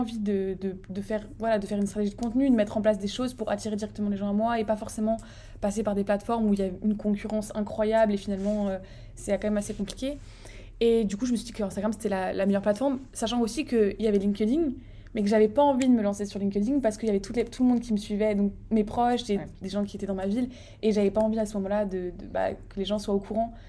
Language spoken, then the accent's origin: French; Strasbourg, Grand Est, France; je vis à Strasbourg, donc j'ai grandi à Strasbourg